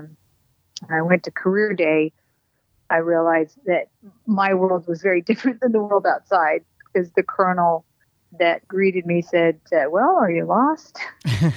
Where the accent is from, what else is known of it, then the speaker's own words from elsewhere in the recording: New Mexico, United States; also born or lived in Colorado; I grew up in northern New Mexico, a little bit in Colorado, and then dipped back down to southern New Mexico from about fourth grade on.